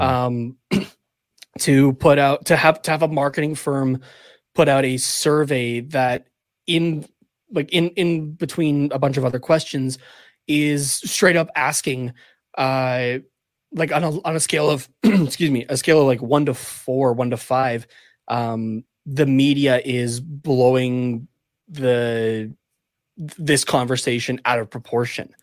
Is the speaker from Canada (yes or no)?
yes; Canada; as a Canadian